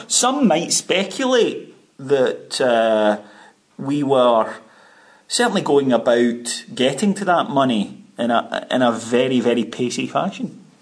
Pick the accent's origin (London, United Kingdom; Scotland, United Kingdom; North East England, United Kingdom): Scotland, United Kingdom; Ayrshire; now in Glasgow, United Kingdom; I wanted to move to Ayrshire back home